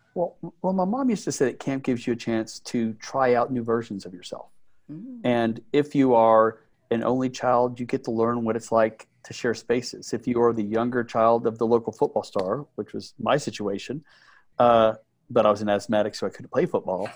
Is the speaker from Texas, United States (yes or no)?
yes; Midland, Texas, United States; I grew up in Midland, Texas